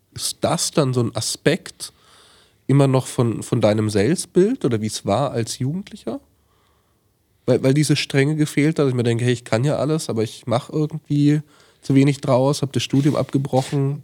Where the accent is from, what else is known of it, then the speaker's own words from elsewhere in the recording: Franconia, Bavaria, Germany; moved away; aus meiner Heimat so ein bisschen geflohen bin. Ich wohne dann nicht mehr in Franken